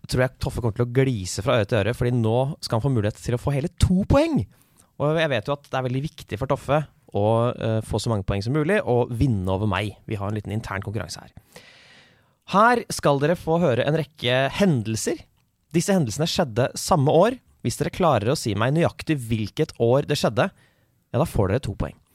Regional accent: Norway; Jeg er fra Norge.

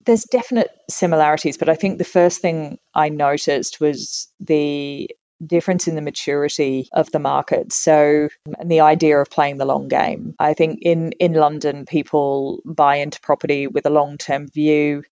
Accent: Tasmania, Australia; moved away as an adult; also born or lived in United Kingdom; I was born and raised in Tasmania um, and I got on a plane and left when I was 18

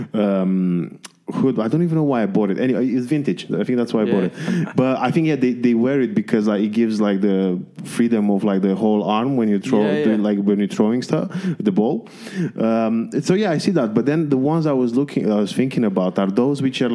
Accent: Romania; moved away; I grew up in Romania

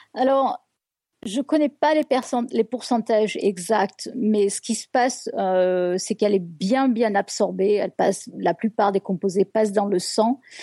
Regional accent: France; moved away; ça fait 20 ans que j'ai quitté la France

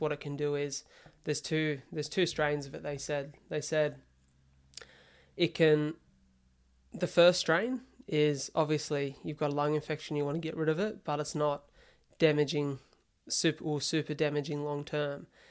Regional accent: Wollongong, New South Wales, Australia; moved away as an adult; also born or lived in Melbourne; I spent the first year in Wollongong, which was you know, my hometown

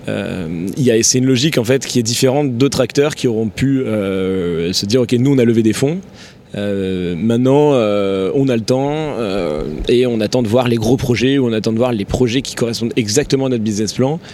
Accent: Tarn-et-Garonne, Occitania, France; moved away as an adult; also born or lived in Toulouse / Paris; je suis originaire du sud-ouest de la France, un petit village dans le Tarn-et-Garonne. J'ai grandi là-bas

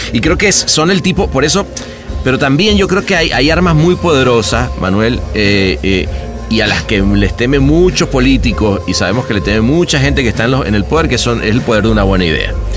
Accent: Venezuela; viniendo además de un país como, como el nuestro

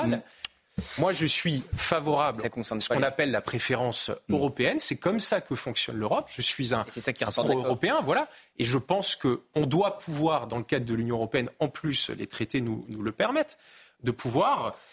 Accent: France; oui, bien sûr. Moi aussi, je suis français.

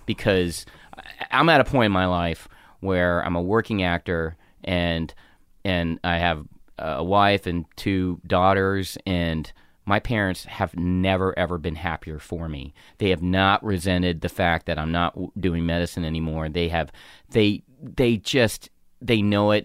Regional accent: North Carolina, United States; moved away as an adult; I'm a small Asian kid with anger issues growing up in North Carolina

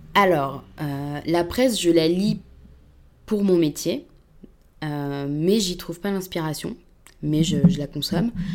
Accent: Paris suburbs, Île-de-France, France; je viens de banlieue, je viens pas de, de Paris. Euh, intramuros

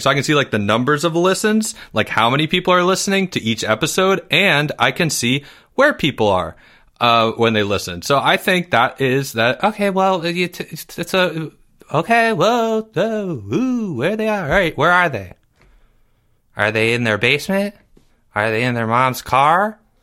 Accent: Maryland, United States; I'm from Maryland

